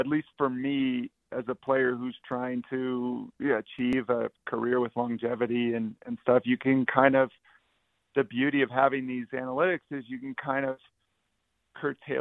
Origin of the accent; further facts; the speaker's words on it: San Jose, California, United States; I'm from San Jose, California